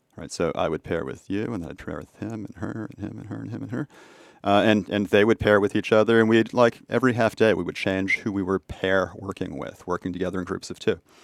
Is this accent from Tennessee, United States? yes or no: no; Boston, Massachusetts, United States; my hometown in Boston